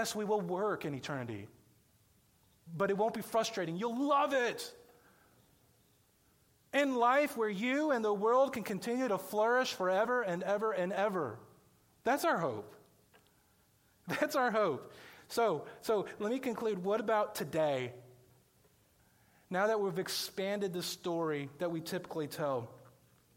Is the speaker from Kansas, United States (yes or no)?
yes; Johnson County, Kansas, United States; moved away as an adult; I grew up in Johnson County.